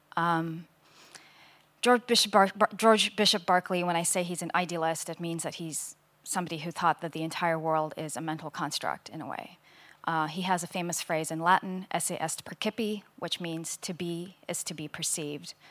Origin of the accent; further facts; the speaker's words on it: India; I grew up in India